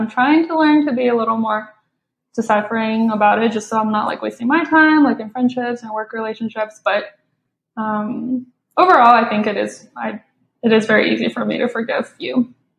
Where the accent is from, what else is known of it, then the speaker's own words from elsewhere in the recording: China; moved away; I grew up watching it in China